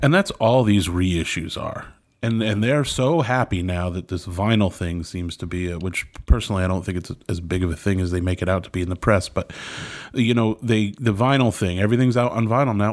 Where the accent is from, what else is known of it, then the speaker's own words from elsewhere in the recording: Connecticut, United States; moved away; I grew up in Connecticut